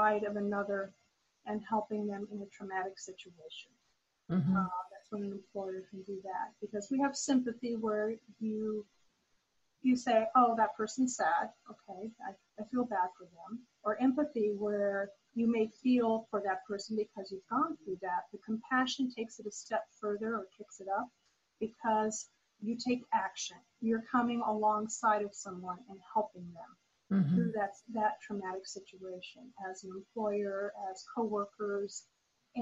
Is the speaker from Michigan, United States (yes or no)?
no; Lincoln, Nebraska, United States; now in Tampa, United States; Lincoln, Nebraska, my hometown